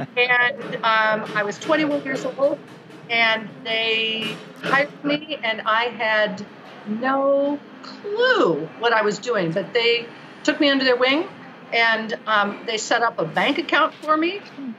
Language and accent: English; San Francisco, California, United States; also born or lived in Kentucky / Colorado; I grew up as an Army brat. My father was an Army doctor, and I was born on the Presidio in San Francisco. And then we moved all over the place. So we lived in Kentucky, not my favorite place.